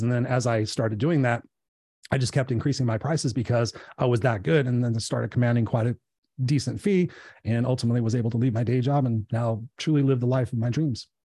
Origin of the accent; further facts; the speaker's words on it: Inglewood, California, United States; I grew up in Inglewood